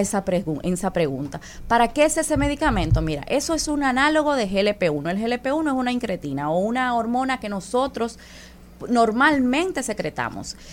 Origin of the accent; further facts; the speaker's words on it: Dominican Republic; nosotros como dominicanos